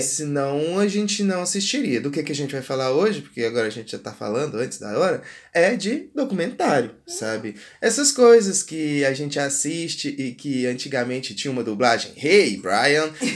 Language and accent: Portuguese; Brazil; como brasileiro